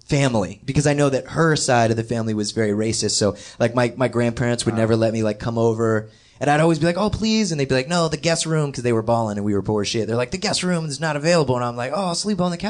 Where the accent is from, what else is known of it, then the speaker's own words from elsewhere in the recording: Gaithersburg, Maryland, United States; I'm from Gaithersburg, Maryland, in Montgomery County. And I was born at Shady Grove Hospital at 7:36 a.m.